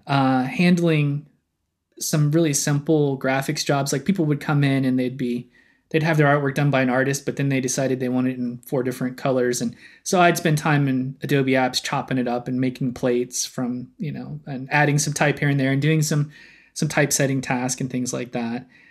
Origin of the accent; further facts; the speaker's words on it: Oklahoma City, Oklahoma, United States; moved away as an adult; growing up in Oklahoma